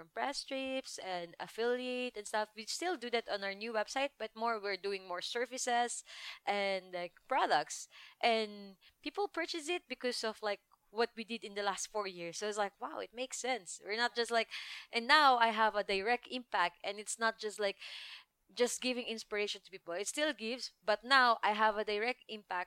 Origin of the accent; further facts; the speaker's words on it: Philippines; English is a second language; moved away; I have Philippines passport